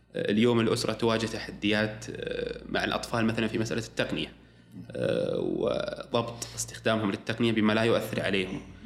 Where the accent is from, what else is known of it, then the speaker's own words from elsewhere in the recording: Saudi Arabia; عندنا في السعودية